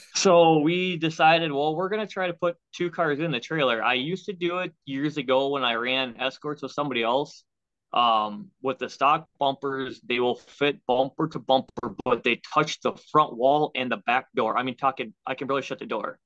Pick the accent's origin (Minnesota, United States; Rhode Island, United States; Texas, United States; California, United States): Minnesota, United States; Waconia; now in Chaska, United States; Originally, I'm from Waconia. We live in Chaska now, which is 15 minutes southeast of Waconia.